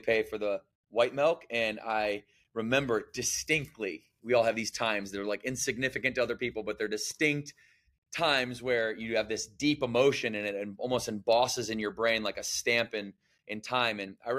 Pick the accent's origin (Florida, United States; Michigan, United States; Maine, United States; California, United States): Michigan, United States; Battle Creek; I was born and raised in Battle Creek, Michigan. So shout out the Midwest region. And I was, you know, I grew up in poverty.